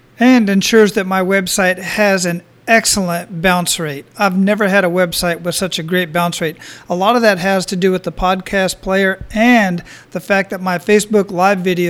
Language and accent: English; Phoenix, Arizona, United States; moved away as an adult; also born or lived in El Paso / San Antonio / Killeen; now in Oahu, United States; I was born and raised in Phoenix, Arizona